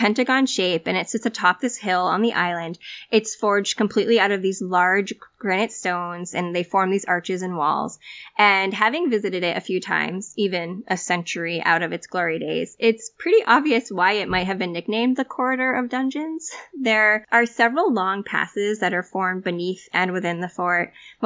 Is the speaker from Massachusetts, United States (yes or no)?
yes; Massachusetts, United States; I grew up here in Massachusetts